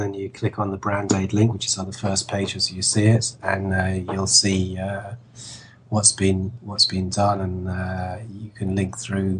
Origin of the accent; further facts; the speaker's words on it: London, United Kingdom; I come from London, and I come from, you know, you know, I knew Camden Market pretty well. I'd been in it, you know, loads of times as a kid